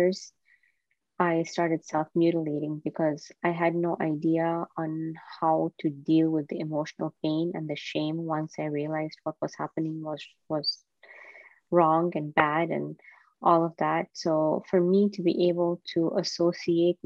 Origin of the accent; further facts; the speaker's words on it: Kenya; I was born and raised in Kenya